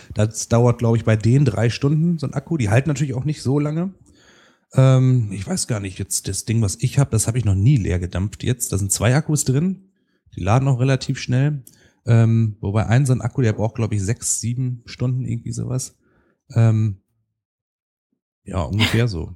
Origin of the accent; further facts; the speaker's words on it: Rheine, North Rhine-Westphalia, Germany; now in Münster, Germany; in meiner Heimatstadt Rheine, die haben hat ungefähr 80.000 Einwohner